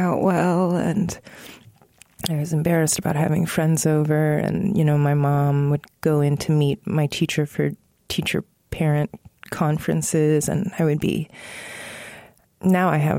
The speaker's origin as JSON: {"language": "English", "region": "Northern Virginia", "country": "United States", "tie": "born or raised there", "said": "I was growing up in Northern Virginia."}